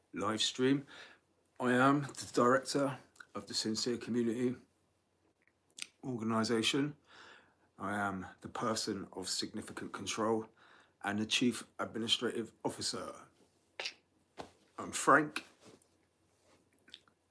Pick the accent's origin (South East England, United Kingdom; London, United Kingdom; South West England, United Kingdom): South West England, United Kingdom; Bath; at college here at Bath, where my hometown, where I was born and raised in Somerset.